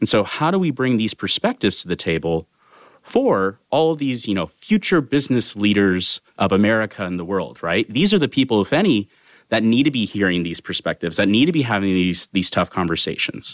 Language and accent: English; Sacramento, California, United States; moved away as an adult; also born or lived in Bay Area; born and raised in Sacramento, California